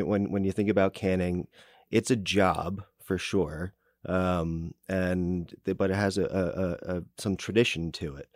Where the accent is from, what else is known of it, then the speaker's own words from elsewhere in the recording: New Jersey, United States; now in Kansas City, United States; I grew up in New Jersey, and that's why sometimes it sounds like I, got, I talk with peanut butter in my mouth